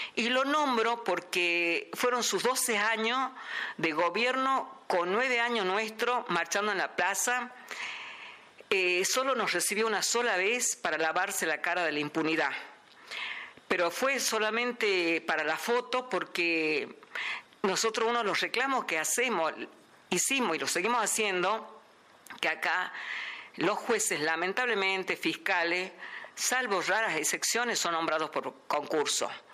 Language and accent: Spanish; Salta, Argentina; de la ciudad de Salta.